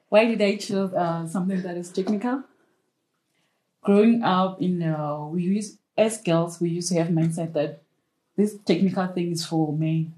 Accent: Limpopo, South Africa; I'm from Limpopo.

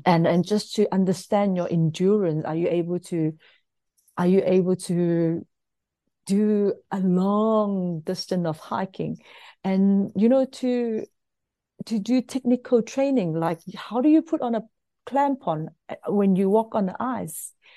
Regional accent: South Africa; as us, as South African

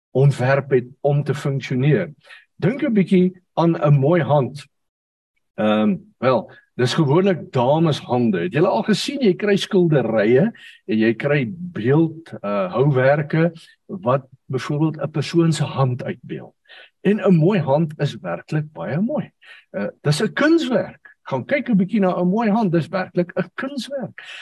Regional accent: South Africa; ons het groot geword in die AGS kerk waarvan baie van julle sal weet en op 'n stadium in 'n klein dorpie met die naam van Ryten.

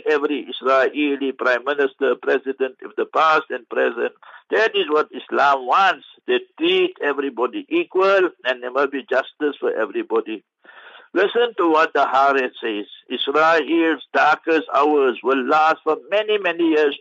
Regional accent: South Africa

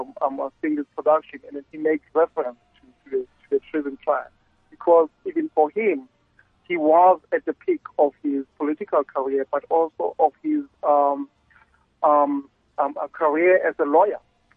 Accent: South Africa; As a South African

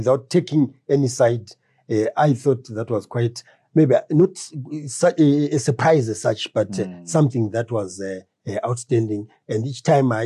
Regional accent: Harare, Zimbabwe; where I grew up in Highfield

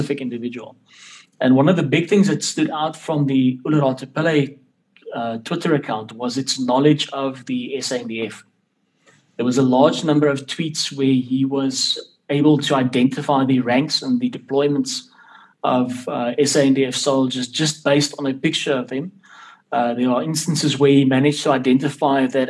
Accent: South Africa; my citizenship as a South African

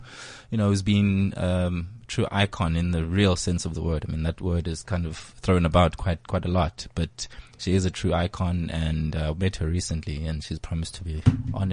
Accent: Eastern Cape, South Africa; we grew up in the Eastern Cape

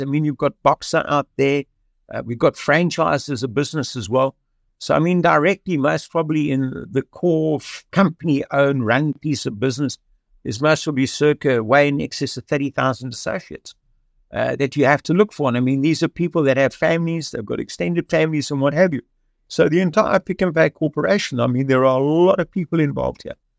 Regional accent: Cape Town, Western Cape, South Africa; I was born in Cape Town in 1953

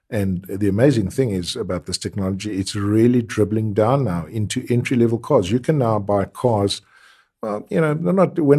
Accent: South Africa; very important features to keep you as a South African motorist alive, especially bearing in mind that we probably have the worst drivers in the world

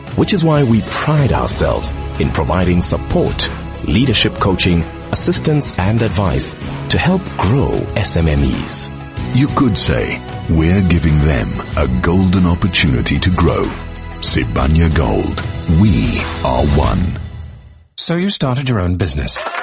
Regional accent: Durban, KwaZulu-Natal, South Africa; now in Johannesburg, South Africa; I'm originally from Durban. I'm now based in Johannesburg

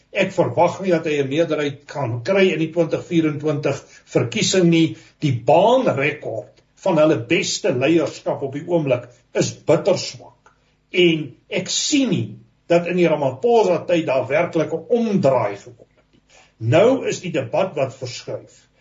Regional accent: South Africa; ons praat as Suid-Afrikaners

